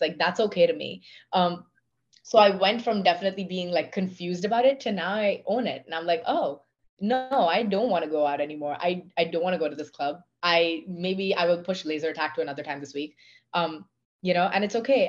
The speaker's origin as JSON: {"language": "English", "country": "India", "also_born_or_lived": "Pennsylvania, United States", "accent": "Indian", "moved": "yes", "said": "I was one of the few, if not the only women from my country"}